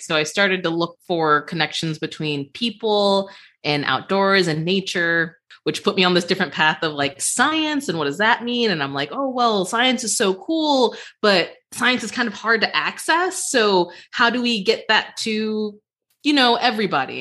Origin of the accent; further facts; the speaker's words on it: Cleveland, Ohio, United States; my hometown of Cleveland